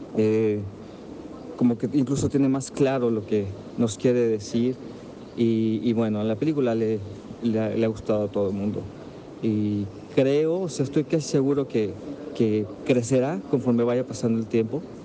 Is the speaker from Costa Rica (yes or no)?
no; Mexico; los que escribimos sobre cine y que somos mexicanos